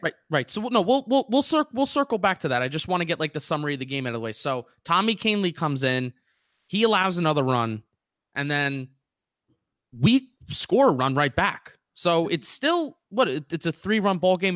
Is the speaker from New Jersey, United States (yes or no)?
yes; New Jersey, United States; moved away as an adult; also born or lived in Philadelphia / Washington, D.C.; I'm from Jersey, but I'm about to be once again for the third year in a row a transplanted Yankee and Giant fan